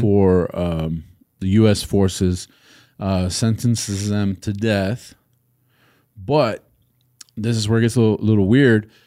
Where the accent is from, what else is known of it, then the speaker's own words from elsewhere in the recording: Texas, United States; as a Texan